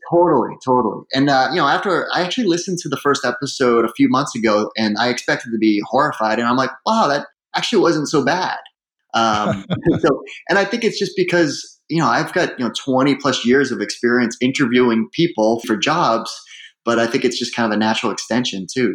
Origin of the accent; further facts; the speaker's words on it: Hooksett, New Hampshire, United States; also born or lived in Manchester, New Hampshire / Dudley, Massachusetts; now in Philadelphia, United States; I grew up in uh, Hooksett, New Hampshire.